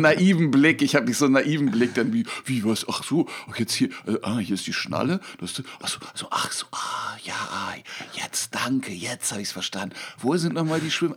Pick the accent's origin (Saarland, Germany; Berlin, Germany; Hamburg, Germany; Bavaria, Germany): Berlin, Germany; Ich bin nicht in Neukölln, ich bin in Kreuzberg aufgewachsen